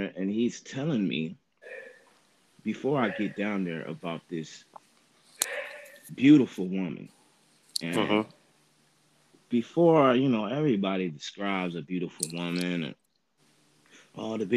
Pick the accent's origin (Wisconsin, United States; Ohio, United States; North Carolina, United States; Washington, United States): Wisconsin, United States; Milwaukee; I'm from Milwaukee, Wisconsin.